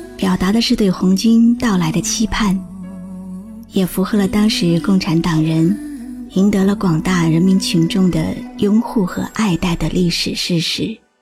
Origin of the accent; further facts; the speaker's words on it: China; 我是中国人